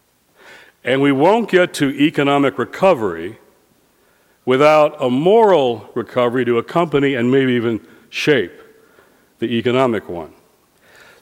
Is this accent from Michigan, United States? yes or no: yes; Detroit, Michigan, United States; now in Washington, United States; Detroit, my hometown